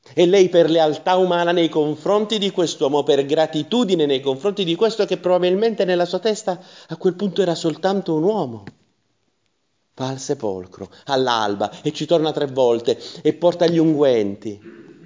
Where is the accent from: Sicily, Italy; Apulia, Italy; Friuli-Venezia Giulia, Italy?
Apulia, Italy; Taranto; come si dice dalle mie parti, Salomone se ne andò all'aceto, eh, si dice così a Taranto